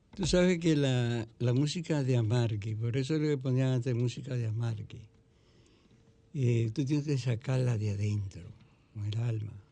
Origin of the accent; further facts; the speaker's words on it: Mao, Valverde, Dominican Republic; mi pueblo que va a Valverde Mao